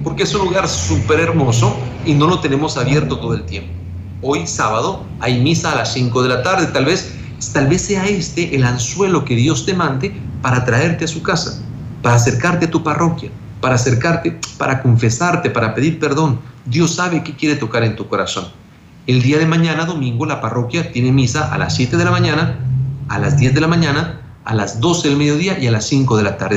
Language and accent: Spanish; Guatemala; now in El Salvador; soy guatemalteco